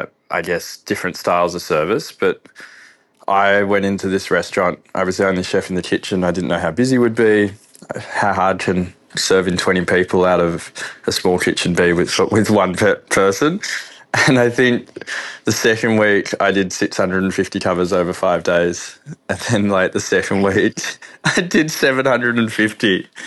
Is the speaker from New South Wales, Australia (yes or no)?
no; Melbourne, Victoria, Australia; Yeah, so I grew up in the eastern suburbs of Melbourne. So I think when I was Callista, Croydon, Mitcham, growing up, we just grew up in, I guess, Melbourne suburbia